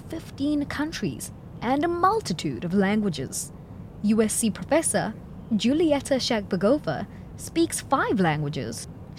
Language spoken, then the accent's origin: English; South Africa; moved away; from South Africa.